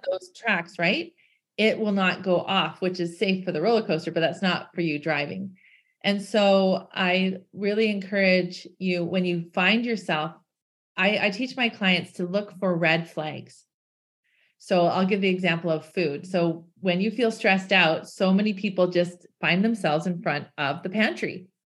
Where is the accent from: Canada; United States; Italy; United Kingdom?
Canada; I'm from Canada. We have lots of snow here.